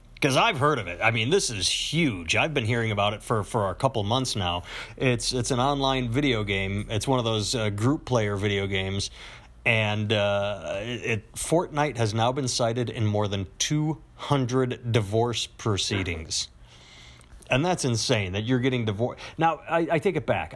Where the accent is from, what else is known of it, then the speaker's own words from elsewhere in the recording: Wisconsin, United States; I'm from Wisconsin